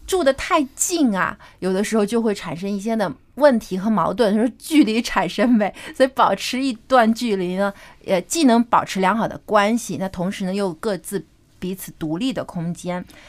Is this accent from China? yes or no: yes; China; 因为我 嗯 们中国人还是非常注重这个家庭观念的